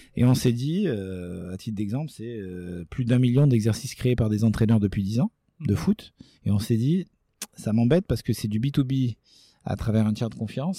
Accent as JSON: {"language": "French", "town": "Nice", "region": "Provence-Alpes-Côte d'Azur", "country": "France", "said": "chez nous à Nice"}